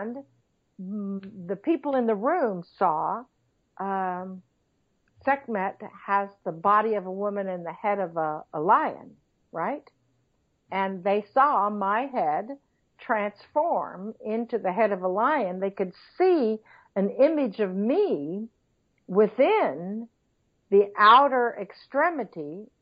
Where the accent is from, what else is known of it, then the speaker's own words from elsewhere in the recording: Missouri, United States; I'm from Missouri